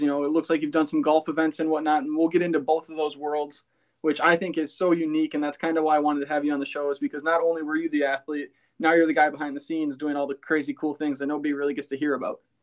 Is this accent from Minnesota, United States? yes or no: yes; Cannon Falls, Minnesota, United States; my hometown